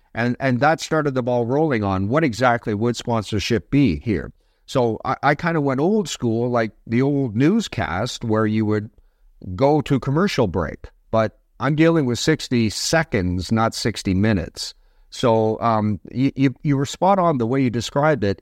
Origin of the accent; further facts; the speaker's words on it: Toronto, Ontario, Canada; now in Pickering, Canada; I was born on the Danforth. Um, I took my first steps in Withrow Park, so, uh, I'm a, I'm a Toronto guy. Uh, I was raised in Scarborough